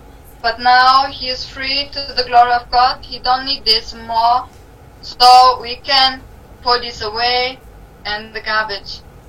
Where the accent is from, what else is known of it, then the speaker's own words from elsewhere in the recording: Germany; English is a second language; I'm from Germany.